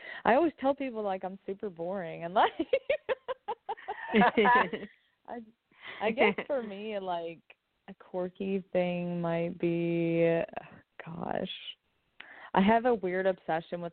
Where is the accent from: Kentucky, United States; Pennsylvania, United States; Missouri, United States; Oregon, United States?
Kentucky, United States; Lexington; now in Nashville, United States; I was born and raised in Lexington, Kentucky